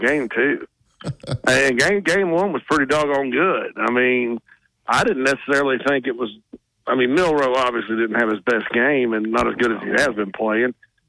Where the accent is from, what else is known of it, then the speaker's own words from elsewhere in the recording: the South, United States; moved away as an adult; also born or lived in Nashville; now in Illinois, United States; I'm from the South.